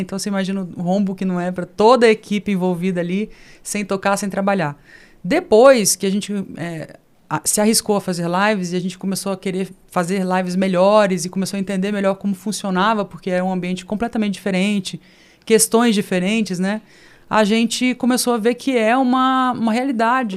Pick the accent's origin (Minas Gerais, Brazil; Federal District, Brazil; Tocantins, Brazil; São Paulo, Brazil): Federal District, Brazil; Brasília; also born or lived in Rio de Janeiro; Com quatro anos para Brasília. Vivenciei tudo aquilo de brincar embaixo do bloco